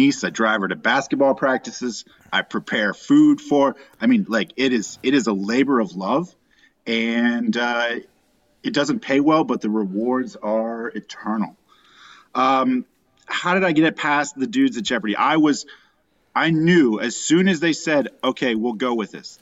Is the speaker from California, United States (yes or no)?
no; Winston-Salem, North Carolina, United States; I was born in Winston. We moved out here when I was about seventh grade